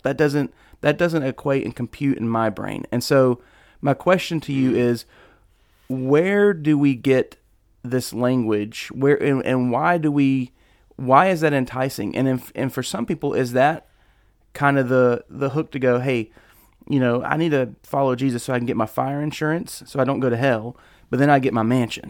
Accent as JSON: {"language": "English", "country": "United States", "said": "As an American living in 2021, almost 2022"}